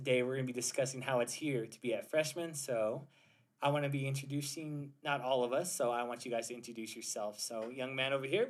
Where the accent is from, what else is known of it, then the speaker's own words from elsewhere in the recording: Gallup, New Mexico, United States; I am 20 years old. I am from Gallup, New Mexico